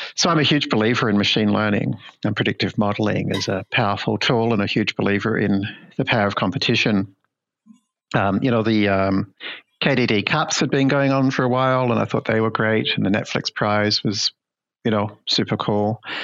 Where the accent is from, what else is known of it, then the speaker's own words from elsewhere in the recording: Melbourne, Victoria, Australia; my hometown in Melbourne, Australia